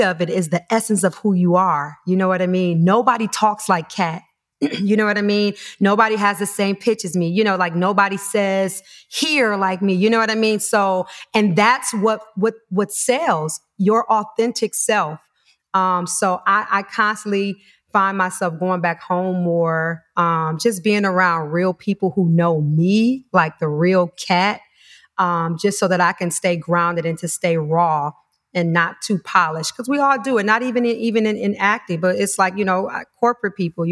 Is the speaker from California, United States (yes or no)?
no; Detroit, Michigan, United States; moved away; Originally from Detroit, Michigan